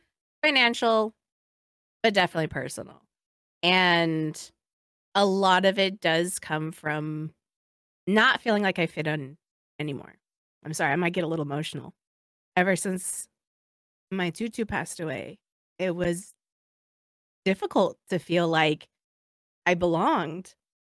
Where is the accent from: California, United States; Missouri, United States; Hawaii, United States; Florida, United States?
Hawaii, United States; it's like a faith based in your being as like Hawaiian. Cause like so much goes into just being who you are. And then part of our culture is just so spiritual, right?